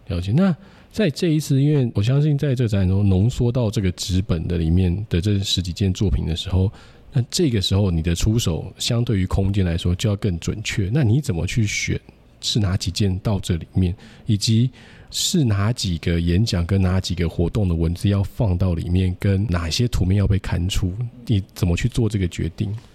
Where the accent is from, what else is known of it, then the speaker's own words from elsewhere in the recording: Taiwan; 是在台湾受救， 但是我也不是在这个高中大学系统里面